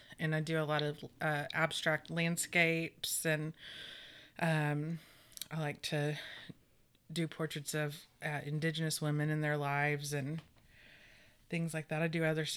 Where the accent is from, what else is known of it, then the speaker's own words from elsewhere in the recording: Tulsa, Oklahoma, United States; I'm from Tulsa. I was born and raised in North Tulsa.